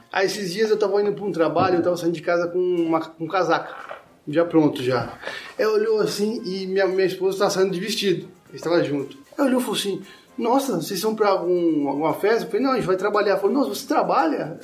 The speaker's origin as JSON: {"language": "Portuguese", "town": "Penápolis", "region": "São Paulo", "country": "Brazil", "tie": "born or raised there", "moved": "yes", "said": "eu sou de São Paulo, mas eu morei minha infância inteira numa cidade do interior chamada Penápolis"}